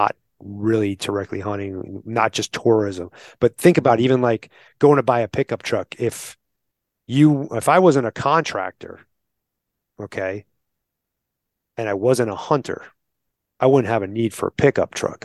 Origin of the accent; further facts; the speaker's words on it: New York, United States; now in Arizona, United States; I'm from New York, right? Like, I grew up in combat, what they call combat hunting